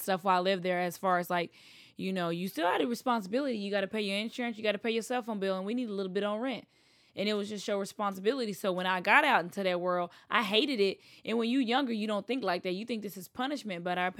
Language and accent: English; the South, United States; I grew up in the South. It's a lot easier.